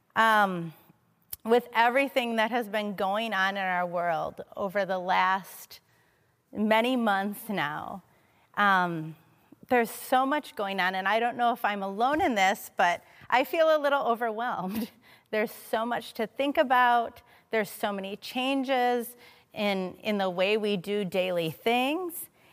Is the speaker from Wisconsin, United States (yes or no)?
yes; Madison, Wisconsin, United States; moved away; I'm originally from Madison. I was born here. I grew up here